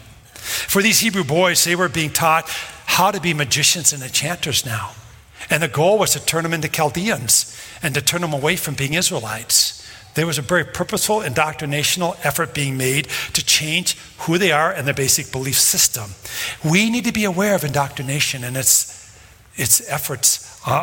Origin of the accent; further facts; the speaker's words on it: Brooklyn Park, Minnesota, United States; I grew up in Brooklyn Park